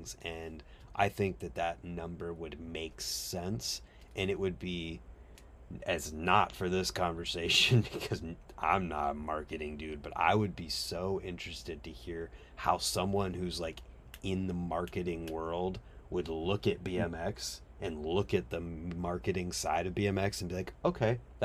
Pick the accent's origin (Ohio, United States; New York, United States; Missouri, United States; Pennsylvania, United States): Ohio, United States; I'm from Ohio